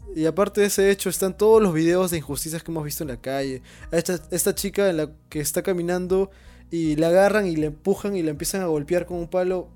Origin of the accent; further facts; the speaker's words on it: Peru; todos como peruanos